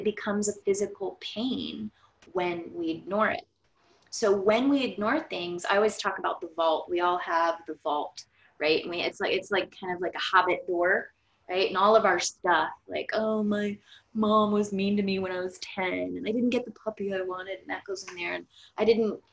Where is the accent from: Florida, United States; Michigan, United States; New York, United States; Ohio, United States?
Florida, United States; we are from Florida